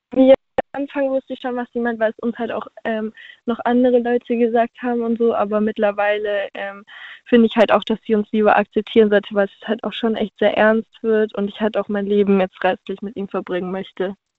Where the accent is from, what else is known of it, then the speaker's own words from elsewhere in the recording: Stuttgart, Baden-Württemberg, Germany; Aus Stuttgart